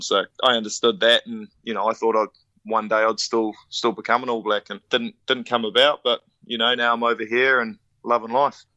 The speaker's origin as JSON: {"language": "English", "country": "New Zealand", "moved": "as an adult", "lives_now": "Ireland"}